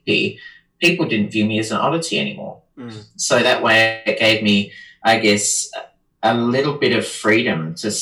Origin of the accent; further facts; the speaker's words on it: Adelaide, South Australia, Australia; moved away as an adult; also born or lived in London; now in Melbourne, Australia; I lived in Adelaide. I was from Adelaide